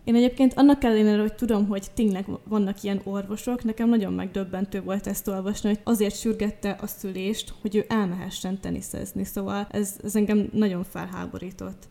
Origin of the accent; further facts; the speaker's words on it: Borsod-Abaúj-Zemplén, Hungary; moved away as an adult; also born or lived in Miskolc; now in Eger, Hungary; mivel mindketten borsodiak vagyunk, Miskolchoz is rengeteg közünk van, én oda jártam például Gimibe is